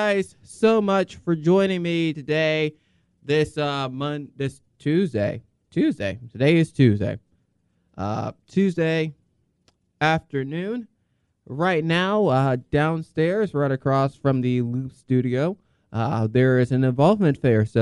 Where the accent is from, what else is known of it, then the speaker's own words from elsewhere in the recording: Columbia, South Carolina, United States; growing up in Columbia, South Carolina